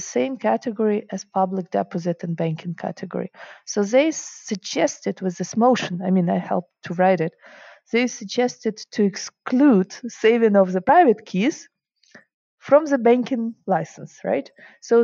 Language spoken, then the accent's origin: English; Ukraine; English is a second language; moved away as an adult; also born or lived in Germany / Russia; now in Switzerland; I grew up in Russia, Ukraine